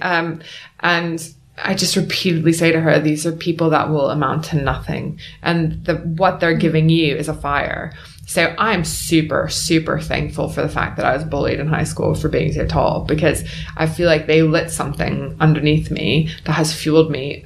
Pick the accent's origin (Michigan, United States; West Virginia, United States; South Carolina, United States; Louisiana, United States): South Carolina, United States; Beaufort; moved away as an adult; now in United Kingdom; I'm from Beaufort, South Carolina